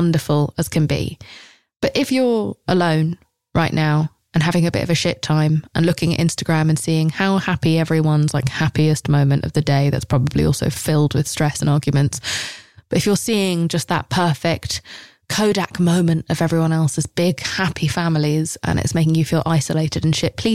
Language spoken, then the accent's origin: English; England, United Kingdom; I'm English